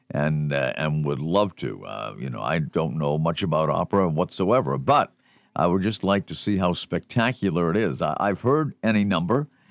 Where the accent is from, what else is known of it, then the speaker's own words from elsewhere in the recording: Boston, Massachusetts, United States; I was growing up in the Boston area